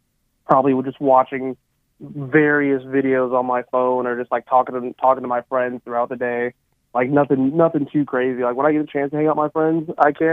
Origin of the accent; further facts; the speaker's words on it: Palmdale, California, United States; moved away as an adult; also born or lived in Illinois; now in Indiana, United States; So I grew up in Southern California. I grew up in a town called Palmdale